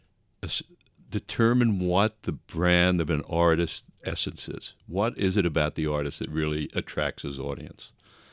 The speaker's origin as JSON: {"language": "English", "town": "Long Island", "region": "New York", "country": "United States", "tie": "born or raised there", "said": "I was raised in Long Island, got a Regent scholarship, and wanted to get as far away from my family as I possibly could, which was Buffalo, New York"}